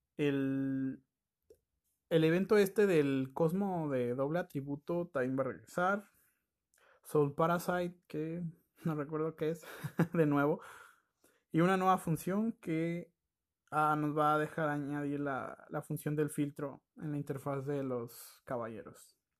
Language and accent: Spanish; Mexico; yo como mexicano